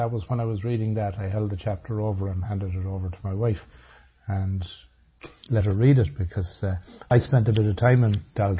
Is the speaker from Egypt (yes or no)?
no; Ireland; I say all of us would have experienced in the growing up in Ireland in the 60s, 70s, late 50s.